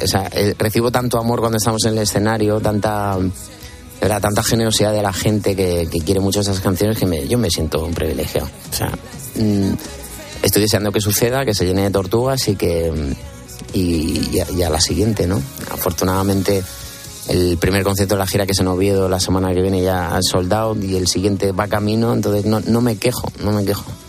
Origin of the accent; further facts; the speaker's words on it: Region of Murcia, Spain; su murciano favorito